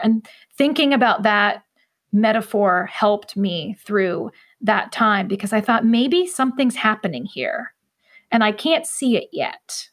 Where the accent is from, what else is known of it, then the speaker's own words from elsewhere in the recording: central Ohio, United States; I still live in my hometown, more or less, and, and never really left